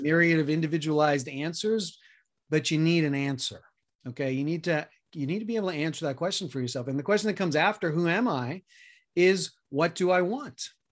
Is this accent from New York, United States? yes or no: yes; New York City, New York, United States; moved away; also born or lived in Colorado; I grew up middle class in Queens, New York